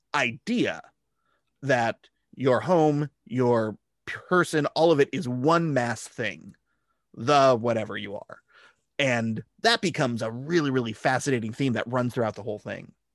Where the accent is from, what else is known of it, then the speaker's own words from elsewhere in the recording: California, United States; growing up in California